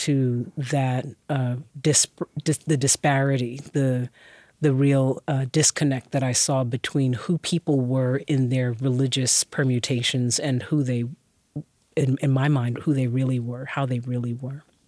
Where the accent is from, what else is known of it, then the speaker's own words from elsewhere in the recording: New York City, New York, United States; also born or lived in Brooklyn; I moved from Queens